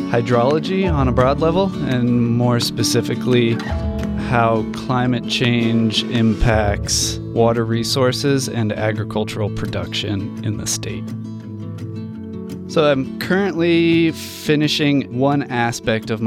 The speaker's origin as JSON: {"language": "English", "region": "Colorado", "country": "United States", "tie": "born or raised there", "said": "I grew up in Colorado at the foot of the Rocky Mountains"}